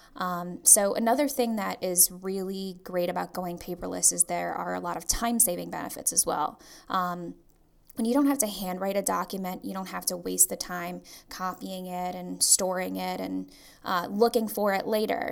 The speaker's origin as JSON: {"language": "English", "country": "Trinidad & Tobago", "moved": "yes", "said": "a law firm in Trinidad, which is my home country."}